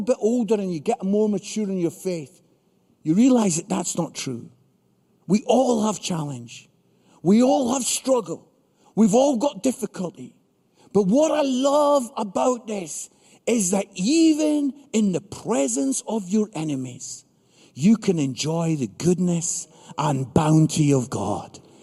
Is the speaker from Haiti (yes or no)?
no; Edinburgh, Scotland, United Kingdom; also born or lived in Barnsley; I'm from Edinburgh, Scotland, most beautiful city in the world